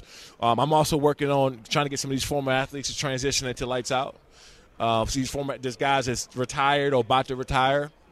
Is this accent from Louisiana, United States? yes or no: no; Prince George's County, Maryland, United States; I'm from Prince George's County, Maryland